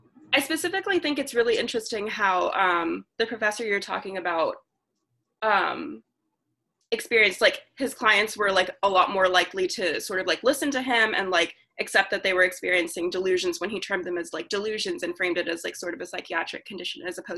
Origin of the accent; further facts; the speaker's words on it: the South, United States; Growing up in the South